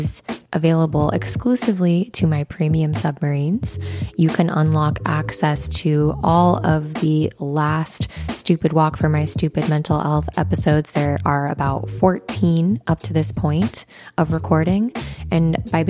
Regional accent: Wyoming, United States; growing up in Wyoming

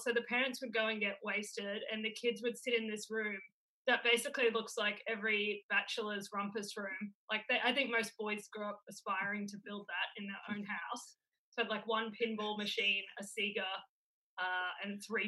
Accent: Queensland, Australia; now in Melbourne, Australia; I grew up in Queensland.

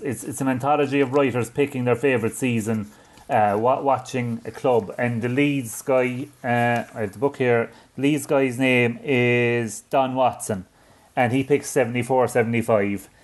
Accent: Ireland; I'm not just saying that as an Irishman

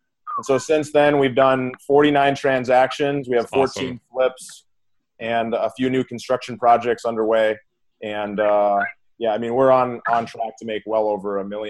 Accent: Minneapolis, Minnesota, United States; now in California, United States; Even though I live in California, I was from Minneapolis originally.

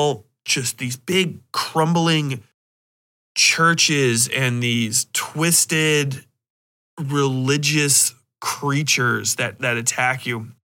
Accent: Cincinnati, Ohio, United States; But I grew up in Cincinnati, which is really, really fucking Catholic, dude. We got the big churches.

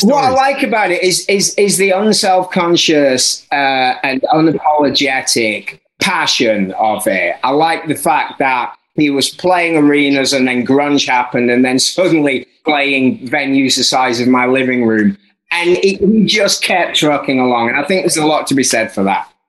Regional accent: Barnsley, Yorkshire and the Humber, United Kingdom; I'm from Barnsley

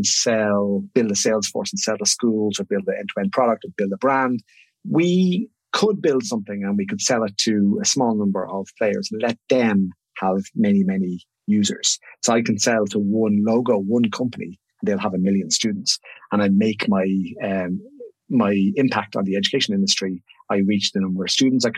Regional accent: Ireland; moved away as an adult; now in Sydney, Australia

